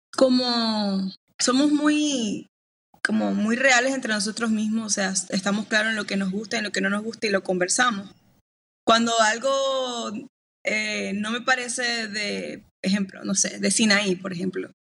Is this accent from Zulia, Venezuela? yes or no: yes; Maracaibo, Zulia, Venezuela